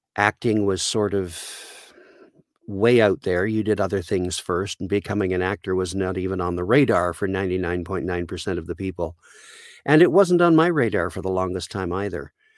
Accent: Caledonia, Ontario, Canada; I grew up in a very small town of about twelve hundred people called Caledonia, Ontario in Canada

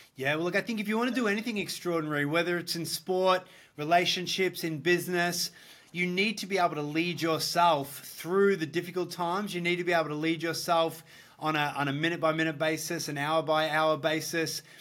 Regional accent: Australia; also born or lived in Gold Coast, Queensland; I'm from Australia. Uh, Australian boy, I live in the Gold Coast

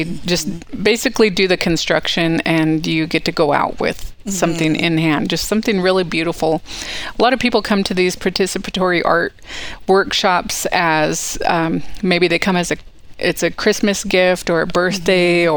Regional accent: Worley, Idaho, United States; I was raised right here in Worley, Idaho, which is 4 miles south of the Coeur d'Alene Casino itself

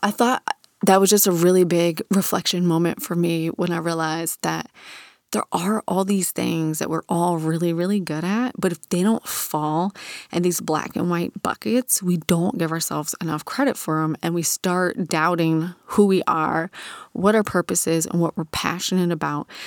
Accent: Virginia Beach, Virginia, United States; growing up in Virginia Beach in the nineties as a teenager

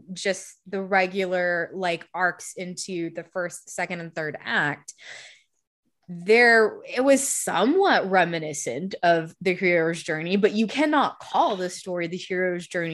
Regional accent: Diamond Bar, California, United States; also born or lived in Chino Hills, California; growing up in Diamond Bar and Chino Hills and shit like that in the middle of white suburbia

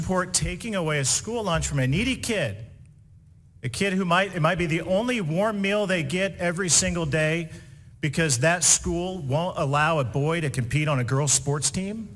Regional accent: Indiana, United States; Indiana, my home state

